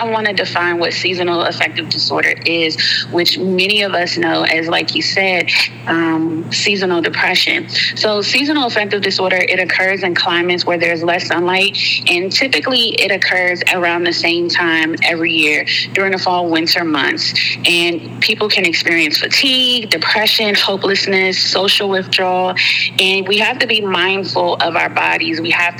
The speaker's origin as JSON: {"language": "English", "region": "Alabama", "country": "United States", "said": "I'm from Alabama, and most of my family is still in the state. I am a military brat, so I did move around quite often."}